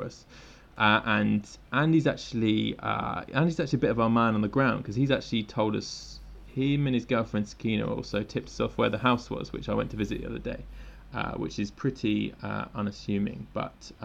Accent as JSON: {"language": "English", "region": "England", "country": "United Kingdom", "moved": "yes", "lives_now": "Tokyo, Japan", "said": "I'm an English guy that lives in Tokyo."}